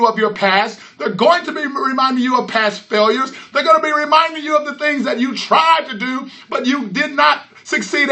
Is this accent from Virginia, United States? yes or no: no; Houston, Texas, United States; I'm from Houston, Texas